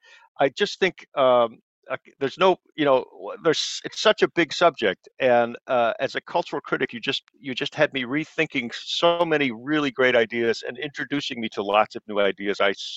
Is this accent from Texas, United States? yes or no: no; Boulder, Colorado, United States; I grew up in Boulder, Colorado